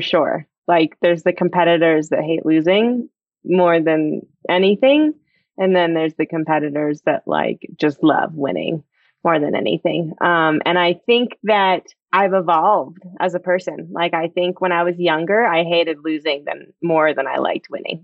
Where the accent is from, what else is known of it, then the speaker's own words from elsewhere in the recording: United States; growing up in Tahoe